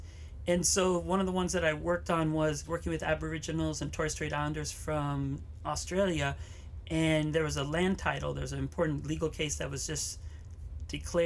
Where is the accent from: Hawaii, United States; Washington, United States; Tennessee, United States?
Hawaii, United States; Waianae; I grew up here in Hawaii, up in Waianae